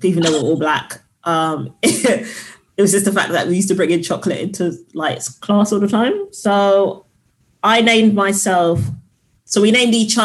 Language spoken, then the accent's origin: English; London, United Kingdom; I'm from South London.